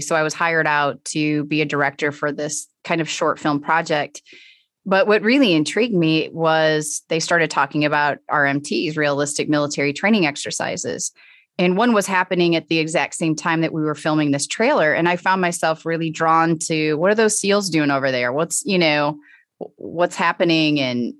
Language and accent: English; St. Louis, Missouri, United States; Yes, okay. I am from St. Louis and did some work with the Cardinals.